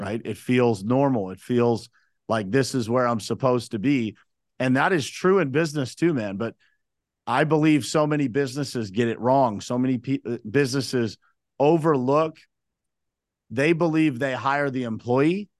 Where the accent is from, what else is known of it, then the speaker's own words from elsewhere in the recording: Uniontown, Pennsylvania, United States; I was born and raised in Uniontown, Pennsylvania